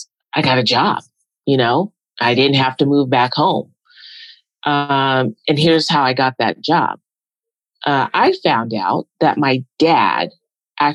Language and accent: English; Seaside, California, United States; moved away as an adult; also born or lived in San Francisco; I'm originally from Seaside, California, which is part of the Monterey Peninsula, which a lot of people know it for Carmel and Pebble Beach.